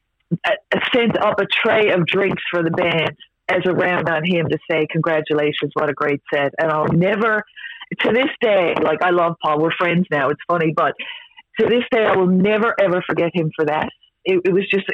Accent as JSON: {"language": "English", "town": "Mount Pearl", "region": "Newfoundland and Labrador", "country": "Canada", "tie": "born or raised there", "said": "I'm the original Mount Pearl girl, so old school. So I loved growing up in Mount Pearl"}